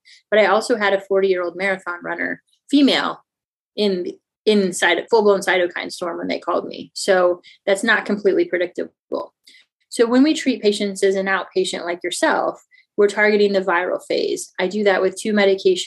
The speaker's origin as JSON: {"language": "English", "town": "St. Louis", "region": "Missouri", "country": "United States", "said": "I'm actually from the Midwest, the St. Louis area."}